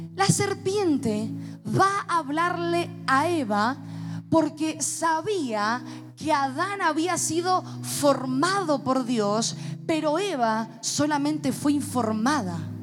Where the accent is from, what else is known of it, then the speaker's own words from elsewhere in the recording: Mendoza, Argentina; como buen mendocino